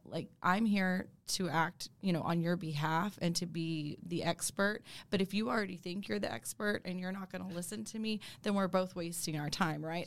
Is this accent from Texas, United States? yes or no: yes; Dallas, Texas, United States; also born or lived in Alabama; I'm born and raised in Dallas